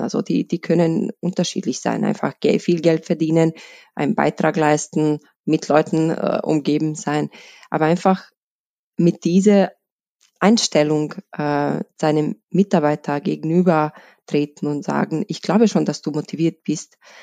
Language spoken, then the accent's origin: German; Bosnia & Herzegovina; moved away as an adult; now in Vienna, Austria; ich, ich komme aus, aus Bosnien, bin in Wien seit 2008, ähm, dort, also in Bosnien, in einem kleinen Stadt. Im, im Herzen Bosniens